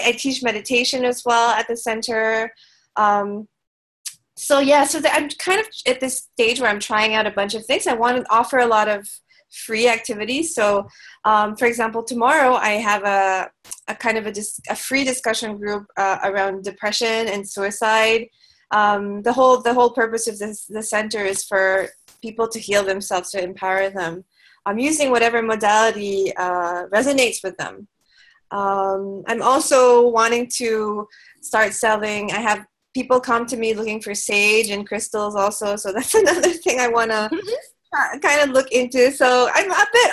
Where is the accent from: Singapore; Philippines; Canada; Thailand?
Philippines; Manila, Metro Manila; moved away as an adult; now in Cebu, Philippines; I'm actually from Manila